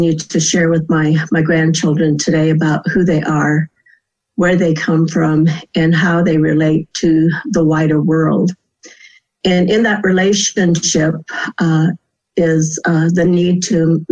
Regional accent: Medicine Valley, Washington, United States; growing up in a community called Medicine Valley, which is at the foothills of the Cascade Mountains here in the state of Washington on the reservation

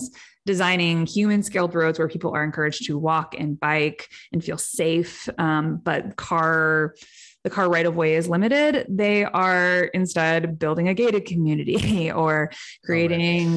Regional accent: Cleveland, Ohio, United States; where I grew up in Cleveland

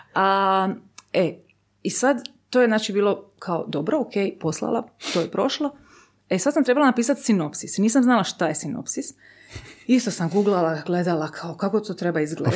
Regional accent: Zadar, Split-Dalmatia County, Croatia; ja sam odrasla u Zadru, Splitu

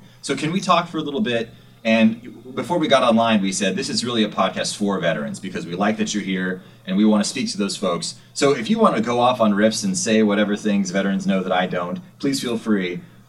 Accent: Rolla, Missouri, United States; I have roots in Missouri. Did you know that? I was born in Missouri.

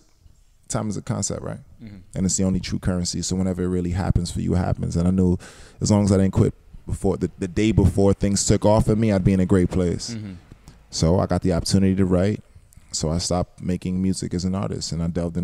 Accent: Georgetown, Guyana; moved away; also born or lived in New York, United States; I grew up in Guyana also, mm-hmm. Georgetown, Guyana

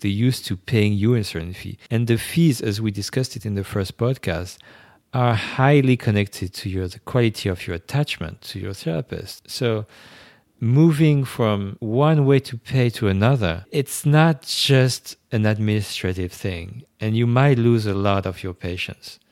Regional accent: France; first language French; English is a second language; moved away as an adult; now in New York, United States; I was born in France. I grew up right there.

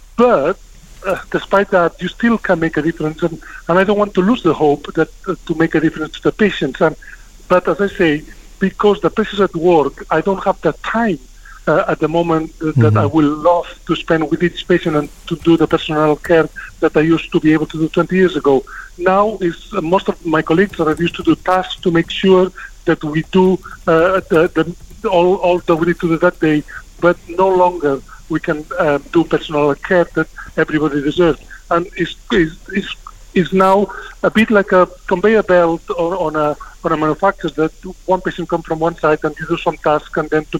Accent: Spain; now in United Kingdom; when I came from Spain to UK, the NHS was quite different.

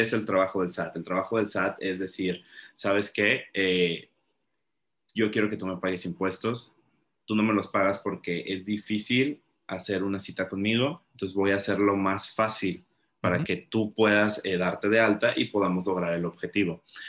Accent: Mexico; nosotros como mexicanos

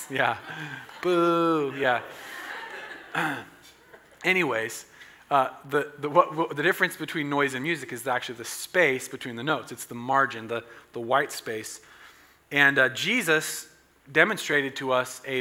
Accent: Southern Oregon, United States; I'm from Southern Oregon

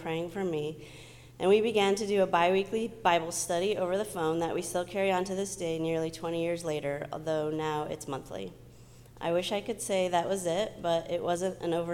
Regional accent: Southern California, United States; I grew up in Southern California with my mom and sister

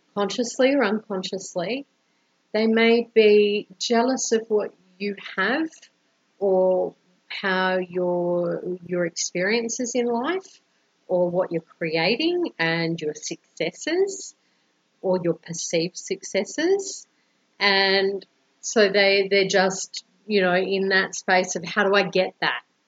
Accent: Brisbane, Queensland, Australia; now in Colombia; I'm originally from Brisbane, Australia, and currently living in Colombia, South America

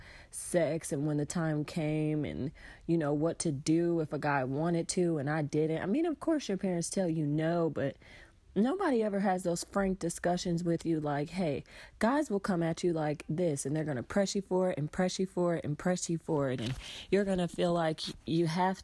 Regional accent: Atlanta, Georgia, United States; I'm from Atlanta

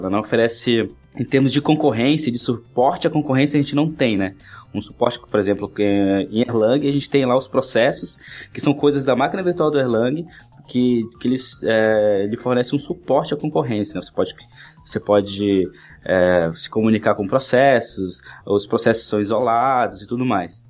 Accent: Oiapoque, Amapá, Brazil; moved away as an adult; now in Florianópolis, Brazil; eu nasci em Oiapoque, Amapá, sou um cara do norte aqui

